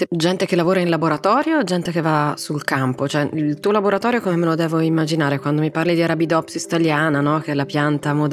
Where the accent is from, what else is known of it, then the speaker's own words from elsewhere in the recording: Rome, Lazio, Italy; moved away as an adult; now in Norwich, United Kingdom; Sì, sono nata e cresciuta a Roma.